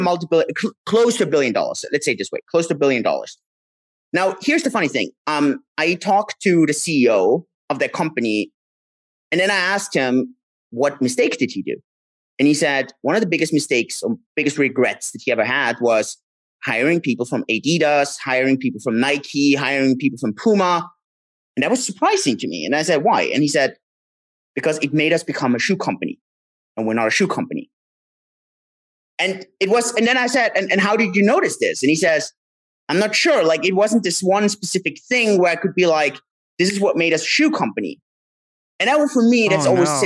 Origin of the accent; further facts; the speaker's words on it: Austria; moved away; I'm originally from Austria, Europe